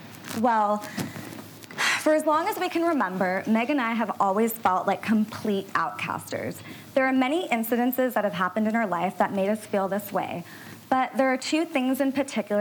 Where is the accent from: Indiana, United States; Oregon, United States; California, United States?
California, United States; Orange County; We're first-generation East Indian women who were born and raised in Orange County, California. And we were coming from an Indian background